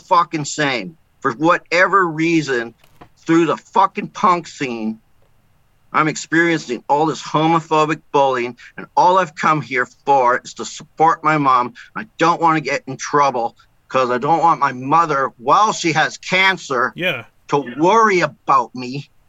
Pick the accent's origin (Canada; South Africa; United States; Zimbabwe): Canada; Winnipeg, Manitoba; moved away as an adult; in the 11 years that I was away from Winnipeg